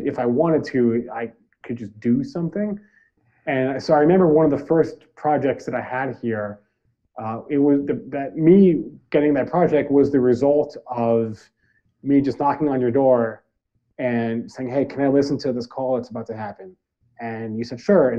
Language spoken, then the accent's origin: English; New Jersey, United States; moved away as an adult; also born or lived in Detroit, Michigan; now in Detroit suburbs, United States; I'm from Central Jersey, which is a thing. Some people might say it's not, but Central Jersey definitely exists and it is real. I grew up about, 40 minutes from New York City, an hour from Philadelphia.